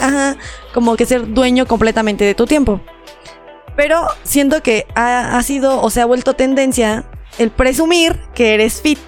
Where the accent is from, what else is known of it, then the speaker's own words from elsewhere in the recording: Mexico; somos mexicanos